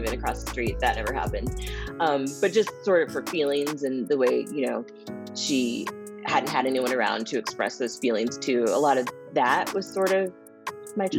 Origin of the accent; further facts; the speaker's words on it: Springfield, Missouri, United States; I grew up in the Midwest. I grew up in Springfield, Missouri